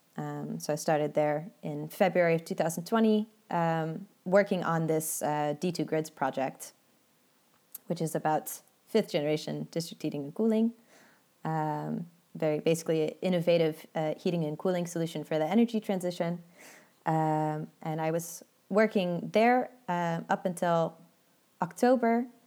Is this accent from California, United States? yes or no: yes; Redwood City, California, United States; moved away as an adult; also born or lived in Portland; now in Netherlands; grew up in the Bay, uh, grew up in Redwood City